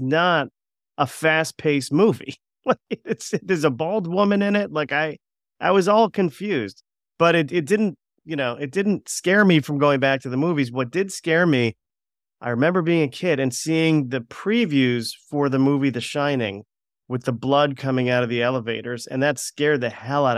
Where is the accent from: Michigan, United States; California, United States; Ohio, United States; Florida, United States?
Florida, United States; we were growing growing up in Florida